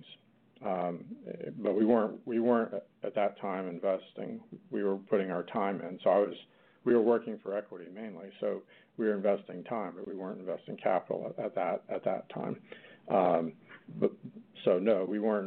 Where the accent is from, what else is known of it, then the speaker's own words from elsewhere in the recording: Arkansas, United States; came back to my home state of Arkansas